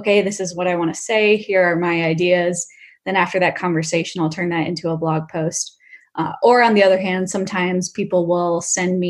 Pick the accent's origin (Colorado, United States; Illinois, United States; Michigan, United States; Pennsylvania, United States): Michigan, United States; moved away as an adult; now in Bay Area, United States; Originally from Michigan, but I've lived in the Bay Area for 5 years